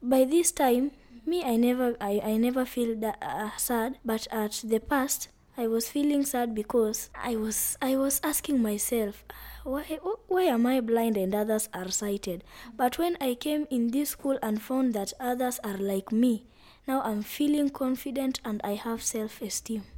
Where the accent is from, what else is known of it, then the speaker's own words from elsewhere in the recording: Vihiga County, Kenya; I come from Vihiga County in western region of Kenya